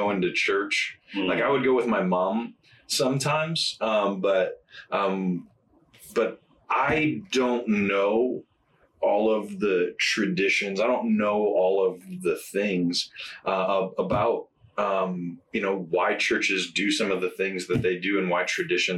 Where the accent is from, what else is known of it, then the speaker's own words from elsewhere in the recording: Indiana, United States; moved away as an adult; also born or lived in Memphis, Tennessee / Jonesboro, Arkansas; we're both from Indiana. We'd love to be back closer to family